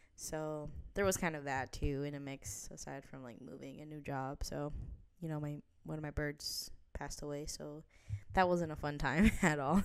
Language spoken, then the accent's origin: English; New Jersey, United States; also born or lived in Midwest; now in New York City area, United States; I'm actually originally from New Jersey